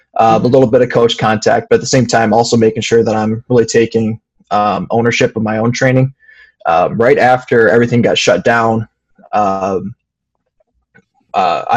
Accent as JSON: {"language": "English", "town": "Fowlerville", "region": "Michigan", "country": "United States", "tie": "born or raised there", "said": "I grew up in a small farming community in Fowlerville, Michigan"}